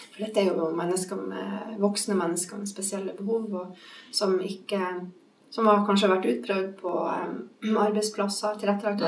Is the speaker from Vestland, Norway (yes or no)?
no; Bodø, Nordland, Norway; moved away; also born or lived in Bergen; Der jeg vokste opp i Bodø